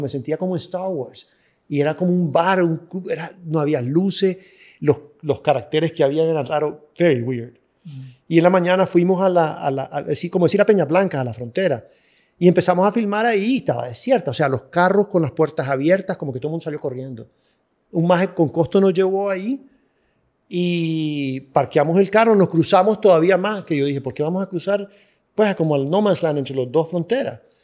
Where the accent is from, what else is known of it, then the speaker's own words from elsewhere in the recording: Nicaragua; era nicaragüense